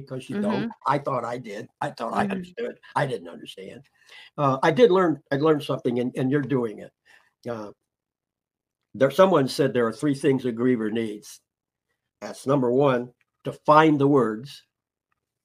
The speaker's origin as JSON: {"language": "English", "region": "Indiana", "country": "United States", "tie": "born or raised there", "also_born_or_lived": "Peru, Indiana / Goshen, Indiana", "said": "I was born in Peru, Indiana, which is a little south of here. Moved here when I was in the seventh grade. Been in Goshen my whole life"}